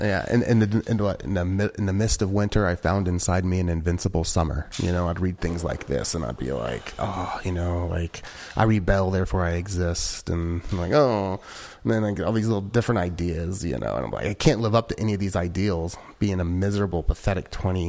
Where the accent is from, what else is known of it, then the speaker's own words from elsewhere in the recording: Midwest, United States; I'm from the Midwest, so like we're fairly polite up there.